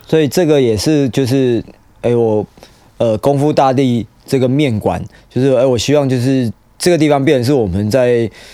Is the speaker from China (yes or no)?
no; Taiwan; 我们台湾人